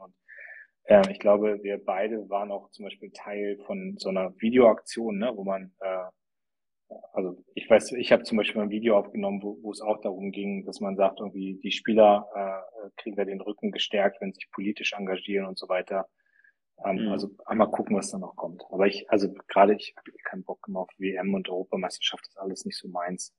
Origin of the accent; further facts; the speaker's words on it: Germany; wir als Deutsche